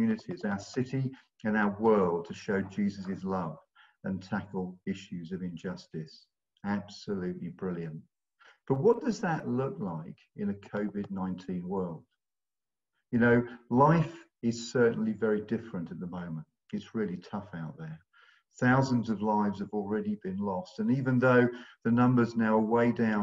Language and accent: English; London, United Kingdom; moved away as an adult; also born or lived in Bristol; now in Long Ashton, United Kingdom; We're originally from London, but we've moved to Bristol about 40 years ago